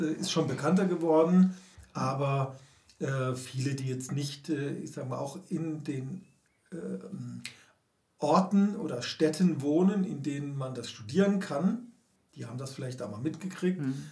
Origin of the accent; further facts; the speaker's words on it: Karlsruhe, Baden-Württemberg, Germany; moved away; in meiner Heimatstadt Karlsruhe